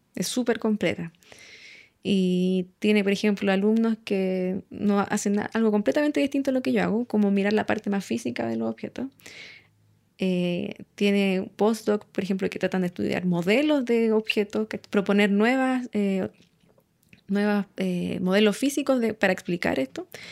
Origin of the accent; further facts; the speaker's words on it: Santiago, Santiago Metropolitan Region, Chile; crecí en Santiago